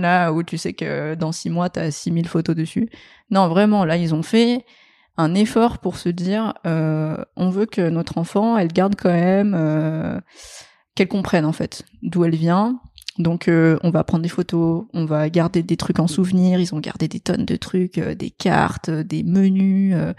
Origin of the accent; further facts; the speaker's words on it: France; also born or lived in Vietnam; mes parents sont français